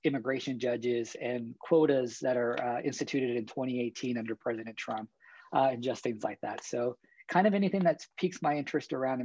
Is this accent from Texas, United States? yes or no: yes; San Antonio, Texas, United States; moved away; my home state of San Antonio, Texas